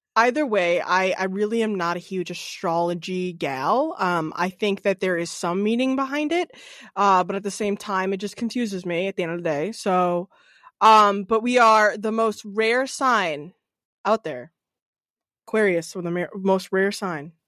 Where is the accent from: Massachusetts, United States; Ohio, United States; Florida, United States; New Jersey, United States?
Massachusetts, United States; Norwood; now in Hopkinton, United States; originally from Norwood, which is a little closer to the city